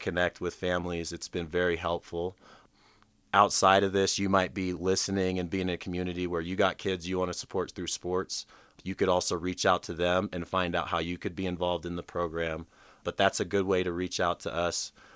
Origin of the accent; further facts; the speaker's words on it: Anchorage, Alaska, United States; I grew up in Anchorage, Alaska